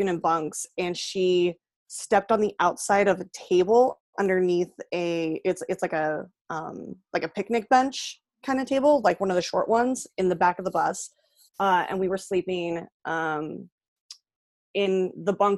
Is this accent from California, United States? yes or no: yes; San Jose, California, United States; I grew up in San Jose